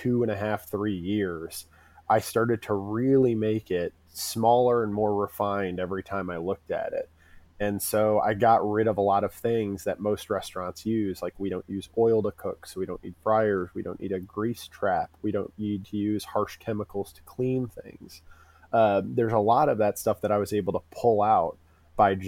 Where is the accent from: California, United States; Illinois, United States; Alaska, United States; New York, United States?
Illinois, United States; Urbana; also born or lived in Champaign, Illinois; I grew up in Urbana, and I grew up in a pretty poor part of it.